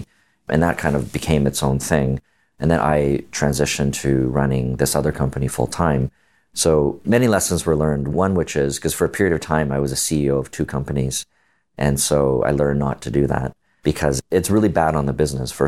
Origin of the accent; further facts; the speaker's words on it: Canada; I'm Canadian